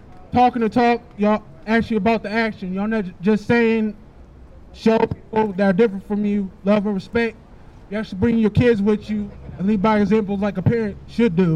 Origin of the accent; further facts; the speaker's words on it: Akron, Ohio, United States; moved away as an adult; now in Washington, United States; I moved here from Ohio a little under a year ago. I'm from Akron